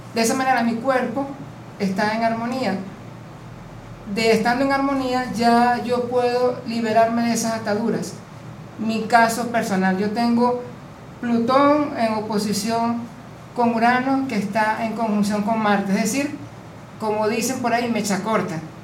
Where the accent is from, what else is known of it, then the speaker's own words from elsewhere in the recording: Venezuela; vengo de Venezuela.